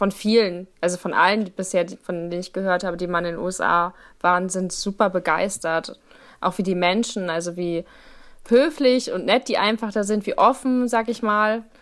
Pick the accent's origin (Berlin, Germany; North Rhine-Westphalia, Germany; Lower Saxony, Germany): Lower Saxony, Germany; Hameln; moved away; Also ich komme eigentlich aus Hameln, das ist in der Nähe von Hannover